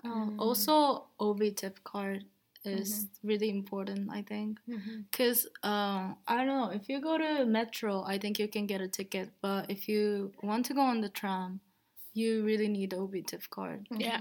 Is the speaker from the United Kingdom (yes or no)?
no; Japan; now in Rotterdam, Netherlands; And yeah, I'm from Japan